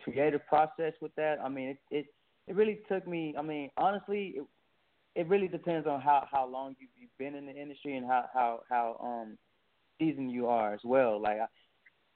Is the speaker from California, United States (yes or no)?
no; Dallas, Texas, United States; from Dallas, Texas, born and raised.